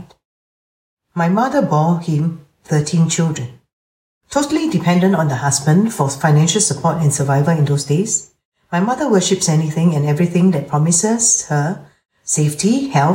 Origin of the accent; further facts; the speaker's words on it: Singapore; I was born and raised in Singapore, a tiny city-state